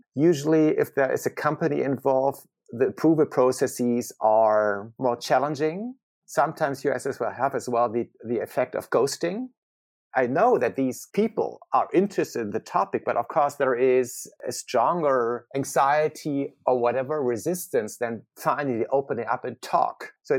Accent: Germany; my home country, which is Germany.

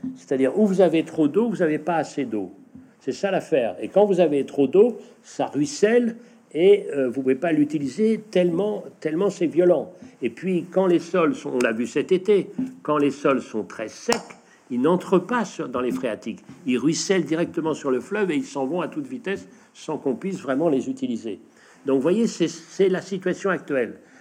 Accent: northern Brittany, France; chez nous, en Bretagne Nord

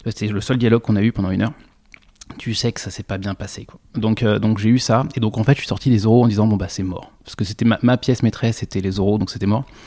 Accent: Noisy-le-Roi, Île-de-France, France; also born or lived in Le Chesnay; j'ai grandi dans, un, dans une toute petite ville au-delà de Versailles euh, qui s'appelle Noisy-le-Roi

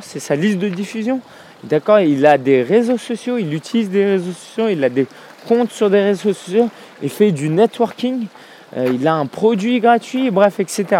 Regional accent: France; en tant que Français qui vit en France

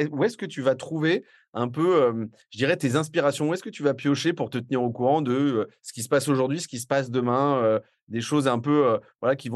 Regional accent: Paris, Île-de-France, France; accent: Parisian; Alors j'espère qu'elle ne sera pas trop choquée par mon accent euh, parisien et mes expressions d'ex-pubard.

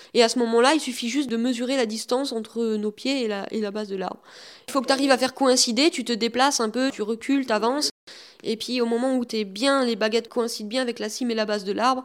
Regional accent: Rombas, Grand Est, France; also born or lived in Metz; Je suis né à Metz, mais j'ai vécu depuis tout petit à Romba

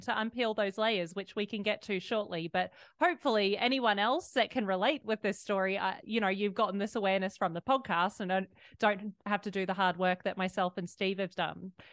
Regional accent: Australia; I was raised in Australia

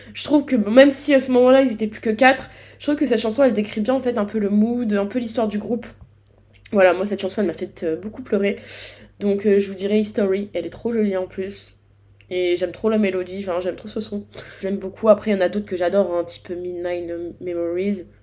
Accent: Grand Est, France; je suis du Grand Est

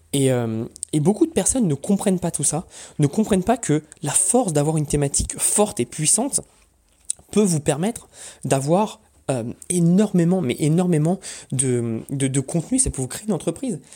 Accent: Paris, Île-de-France, France; moved away; also born or lived in Corsica; moi je suis corse, d'origine corse. je grandis toute ma vie à Paris

